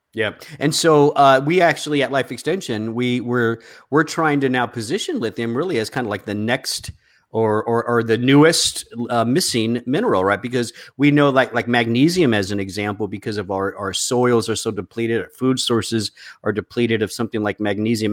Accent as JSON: {"language": "English", "region": "the South", "country": "United States", "said": "you and I come from the South"}